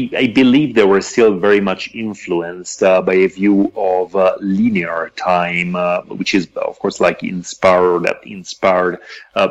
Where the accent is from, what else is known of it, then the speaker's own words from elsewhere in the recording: Italy; moved away as an adult; now in Mexico; I'm originally from Italy, but I've been living and working in Mexico for the past 7 years